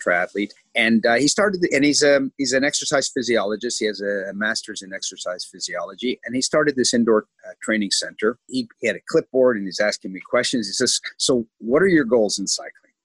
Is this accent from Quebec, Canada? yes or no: yes; Montreal, Quebec, Canada; now in Israel; I grew up in Montreal, uh, where we have winter 11 and a half months of the year.